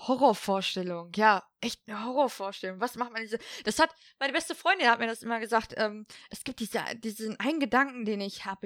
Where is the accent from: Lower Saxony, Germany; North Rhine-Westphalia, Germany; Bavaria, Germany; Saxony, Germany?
North Rhine-Westphalia, Germany; Ruhr area; ich komme aus dem Ruhrpott